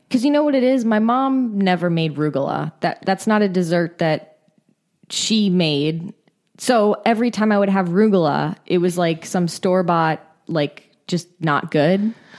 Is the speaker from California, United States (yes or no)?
yes; California, United States; I'm from California.